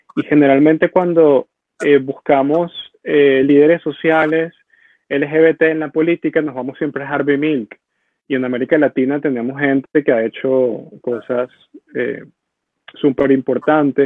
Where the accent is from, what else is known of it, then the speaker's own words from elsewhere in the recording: Venezuela; moved away as an adult; la Venezuela que yo crecí